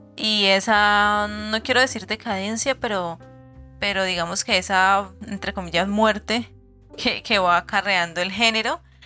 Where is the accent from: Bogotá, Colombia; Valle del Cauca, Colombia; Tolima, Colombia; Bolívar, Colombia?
Valle del Cauca, Colombia; Cali; nosotros siendo caleños